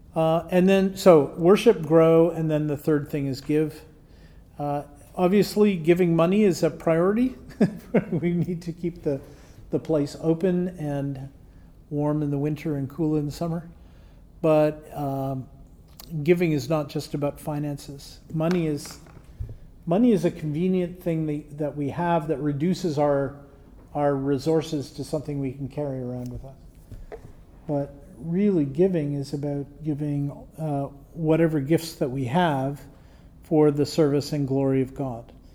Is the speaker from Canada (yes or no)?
yes; Canada; it's nice being a Canadian some days